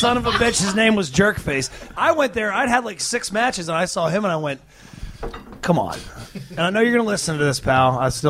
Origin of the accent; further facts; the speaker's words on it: Australia; Oh, hell yeah. Jacko, I'm actually Australian.